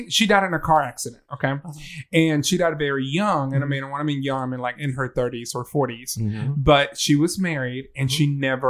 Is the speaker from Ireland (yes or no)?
no; Venezuela; moved away; also born or lived in the South (US); Southern Baptist, even though I'm from Venezuela